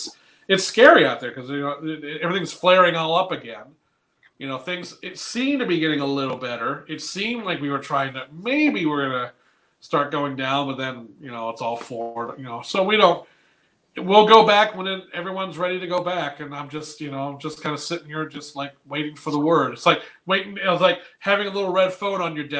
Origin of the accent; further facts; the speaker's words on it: North Carolina, United States; moved away as an adult; also born or lived in Fullerton, California / La Mirada, California; now in Michigan, United States; originally I'm from Fullerton or La Mirada, California. But then I was moved to North Carolina when I was 11. And I was there for 15 years